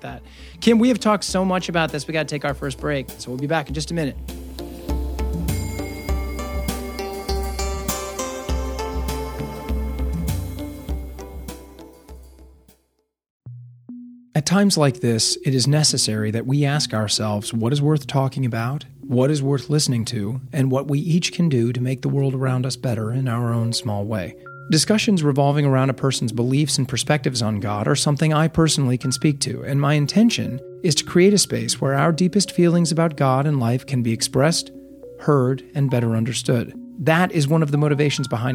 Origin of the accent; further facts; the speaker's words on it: Omaha, Nebraska, United States; moved away as an adult; now in Los Angeles, United States; I'm from Omaha, Nebraska. Meat and potatoes, you know, pasta family